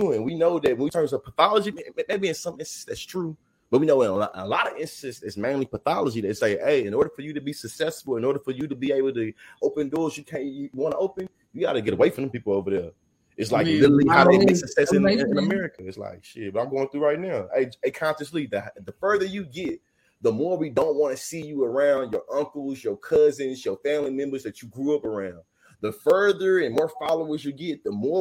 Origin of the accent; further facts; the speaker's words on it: Kansas City, Missouri, United States; I'm born and raised in Kansas City